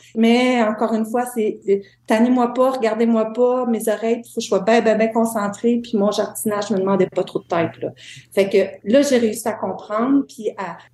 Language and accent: French; Témiscouata, Quebec, Canada; moved away; also born or lived in Montreal; je suis native de Témiscouata